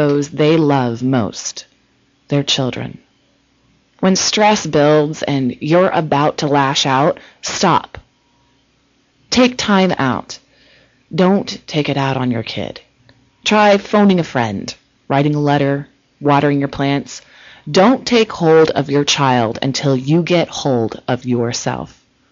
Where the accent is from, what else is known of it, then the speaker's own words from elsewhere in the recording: Ohio, United States; now in California, United States; I'm originally from Ohio